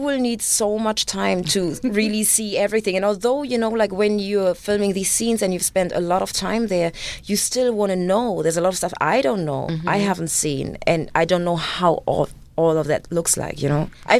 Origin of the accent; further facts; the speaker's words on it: Germany; English is a second language; me being raised in Germany